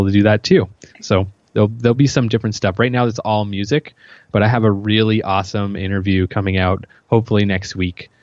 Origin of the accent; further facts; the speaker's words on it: Yarmouth, Nova Scotia, Canada; moved away as an adult; now in Halifax, Canada; I'm from Yarmouth, which is in Nova Scotia